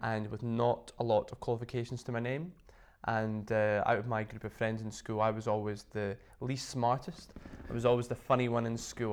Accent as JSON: {"language": "English", "town": "Inverness", "region": "Scotland", "country": "United Kingdom", "tie": "born or raised there", "said": "I used to teach quite a lot back in my hometown in Inverness"}